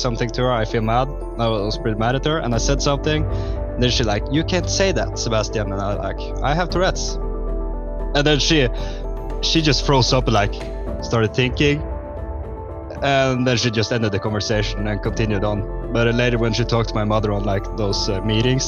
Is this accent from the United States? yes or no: no; Northern Norway, Norway; I'm a guy from Norway, the northern part of Norway.